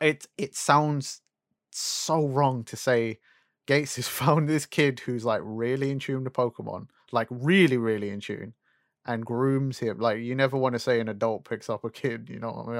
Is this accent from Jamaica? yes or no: no; United Kingdom; we're British